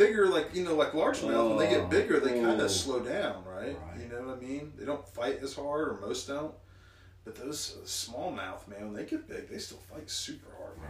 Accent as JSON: {"language": "English", "town": "Cincinnati", "region": "Ohio", "country": "United States", "said": "we're both from Cincinnati, right?"}